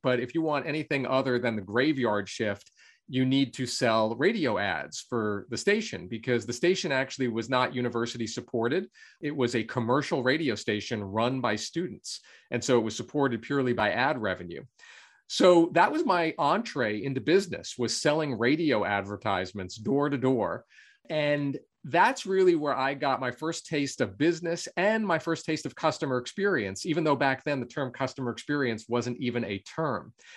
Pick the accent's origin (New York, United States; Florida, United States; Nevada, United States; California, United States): New York, United States; Long Island; I grew up on Long Island in New York in the US um, and uh, lived there really all my life until I went off to college.